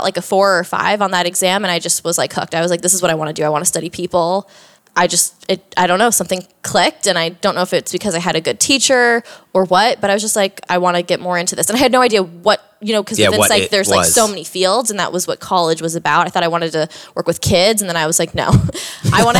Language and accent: English; Orlando, Florida, United States; moved away as an adult; also born or lived in Georgia; now in Austin, United States; I grew up in Orlando, Florida. That's where I'm originally from